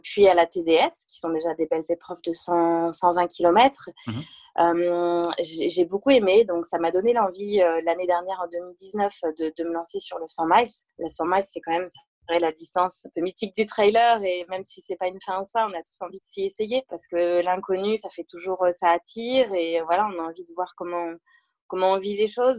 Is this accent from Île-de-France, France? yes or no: no; Le Mans, Pays de la Loire, France; moved away as an adult; also born or lived in Angers / Toulouse; now in Uzès, France; je suis née euh, au Mans, en Sarthe, euh, où j'ai vécu jusqu'à jusqu'à mes 18 ans.